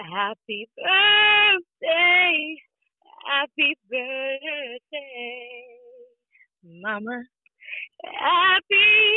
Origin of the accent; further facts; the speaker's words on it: Dallas, Texas, United States; now in Houston, United States; I reside in Houston, Texas. I'm from Dallas, Fort Worth.